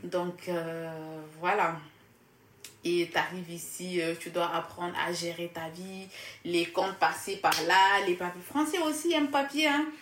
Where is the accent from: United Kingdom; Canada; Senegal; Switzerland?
Senegal; Casamance; moved away as an adult; now in France; je viens du sud du Sénégal